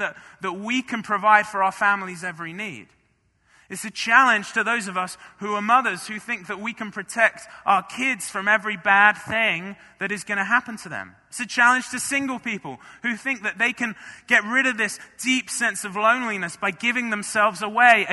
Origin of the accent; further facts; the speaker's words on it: Marlow, South East England, United Kingdom; moved away as an adult; now in United States; in my home church, in my hometown of Marlow